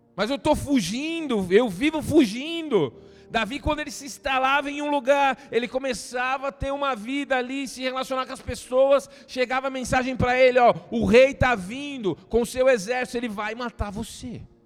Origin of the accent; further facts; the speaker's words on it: Brazil; nós brasileiros